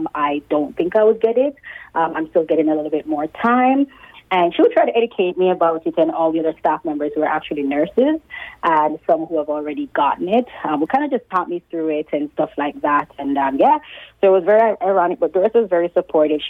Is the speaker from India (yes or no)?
no; Jamaica; now in Canada; I'm Jamaican.